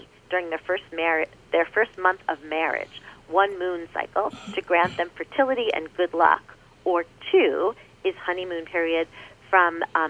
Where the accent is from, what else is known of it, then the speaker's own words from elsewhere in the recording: New York, United States; I'm New York